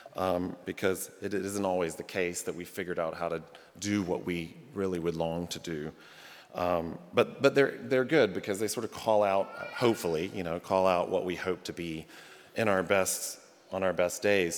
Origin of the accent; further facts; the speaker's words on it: the South, United States; moved away as an adult; now in Rockford, United States; I'm a Southerner by birth, and the first 25 years of my life or whatever, and in the South